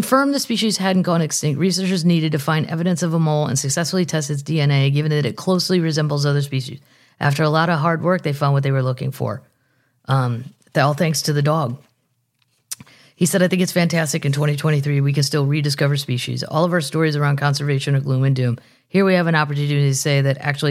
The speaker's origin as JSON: {"language": "English", "area": "Middle America", "region": "Midwest", "country": "United States", "said": "this white lady from Middle America"}